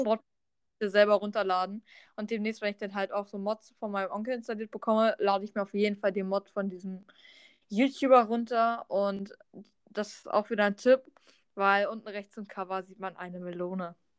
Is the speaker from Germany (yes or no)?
yes; Germany; ich komme aus Deutschland und habe russische Gene